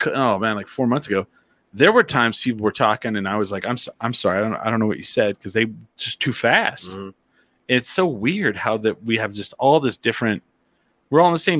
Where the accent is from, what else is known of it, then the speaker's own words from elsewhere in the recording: Clovis, New Mexico, United States; accent: Texas twang; Okay, so I'm not from Texas, but I'm from like right there on the border.